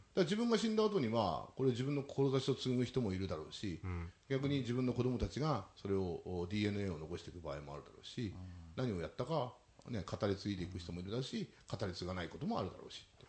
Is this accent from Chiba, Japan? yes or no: yes; Urayasu, Chiba, Japan; ここが私のふるさと